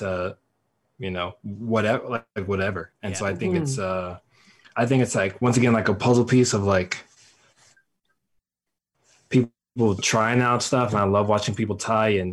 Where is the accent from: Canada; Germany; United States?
United States; Denver, Colorado; I grew up fishing here in Denver with my grandfather